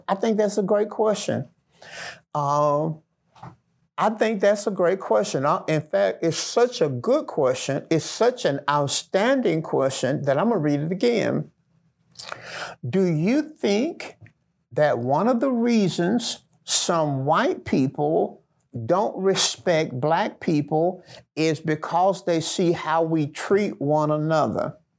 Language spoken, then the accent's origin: English; the South, United States; I grew up in the Black Belt where Jim Crow laws were still being practiced. My grandparents were sharecroppers. Picking cotton was a way of life for us.